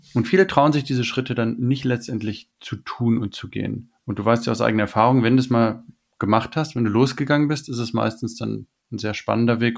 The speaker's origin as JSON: {"language": "German", "country": "Germany", "tie": "born or raised there", "said": "wir sind jetzt bei den Deutschland aufgewachsen"}